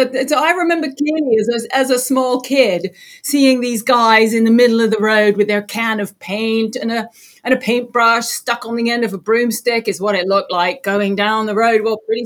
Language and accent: English; England, United Kingdom; now in Florida, United States; So here I am on the Space Coast in Florida. I just got done saying, you know, growing up in England, it didn't really occur to me that I could really get involved in space.